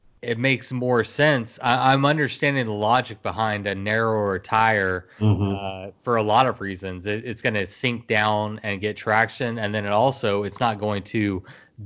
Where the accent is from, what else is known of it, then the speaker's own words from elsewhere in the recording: Texas, United States; as a Texan